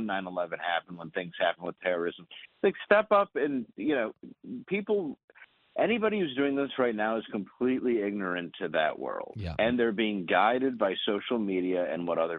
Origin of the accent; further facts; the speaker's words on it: Detroit, Michigan, United States; I'm from Detroit, so I grew up right by Dearborn.